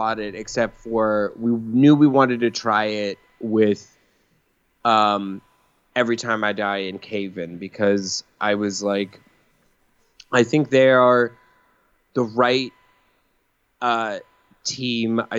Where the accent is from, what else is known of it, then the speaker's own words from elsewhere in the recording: Colorado, United States; moved away; when I was in high school, I was in Colorado